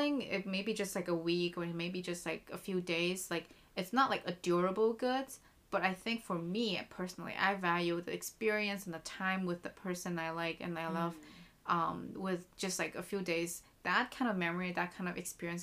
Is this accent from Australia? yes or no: no; China; now in United States; I was from China